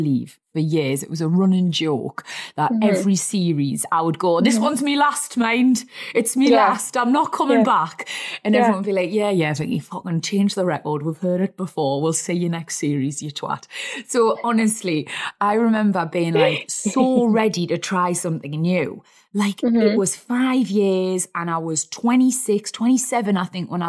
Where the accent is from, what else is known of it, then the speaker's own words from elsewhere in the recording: Wallsend, North East England, United Kingdom; I was born in Wall's End.